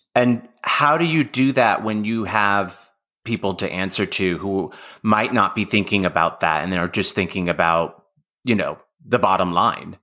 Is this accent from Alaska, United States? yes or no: no; Bay Area, California, United States; I'm from the Bay Area